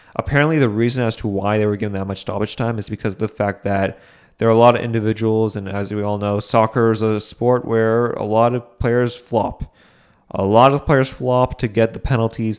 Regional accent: New England, United States; I'm from New England

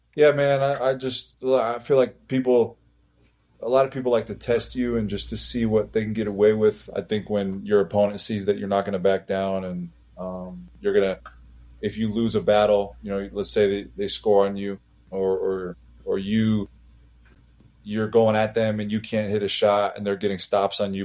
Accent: Las Vegas, Nevada, United States; we're all from Vegas, we grew up in it

